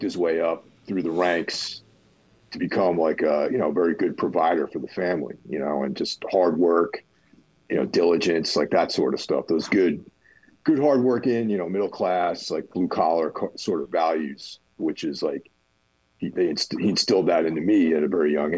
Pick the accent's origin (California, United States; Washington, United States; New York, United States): New York, United States; Carmel; that's my hometown